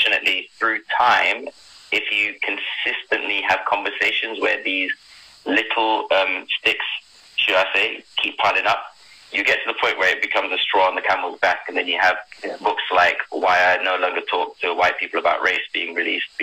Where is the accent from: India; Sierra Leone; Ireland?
Sierra Leone; now in United Kingdom; when I first moved to UK, because I was born in Sierra Leone